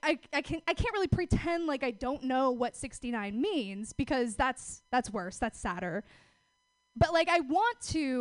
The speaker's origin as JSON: {"language": "English", "region": "Oregon", "country": "United States", "said": "I'm from out of town. I'm actually from Oregon."}